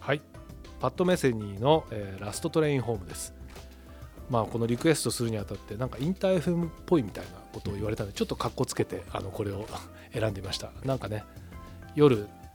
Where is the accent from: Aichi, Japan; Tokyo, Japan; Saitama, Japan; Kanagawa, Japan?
Tokyo, Japan; 原宿で生まれ育って今でも当然います